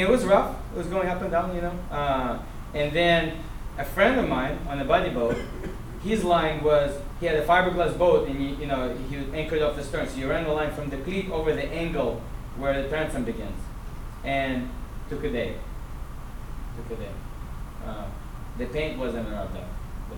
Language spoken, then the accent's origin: English; Russia; moved away; I'm a Russian. I'm a Russian Jew.